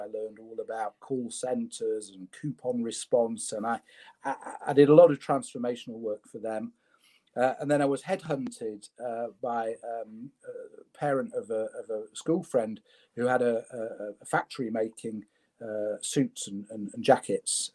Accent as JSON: {"language": "English", "town": "Leeds", "region": "Yorkshire and the Humber", "country": "United Kingdom", "tie": "born or raised there", "said": "I was born in Leeds. I was born in my in my in my late grandmother's bedroom in in in Chapel Town"}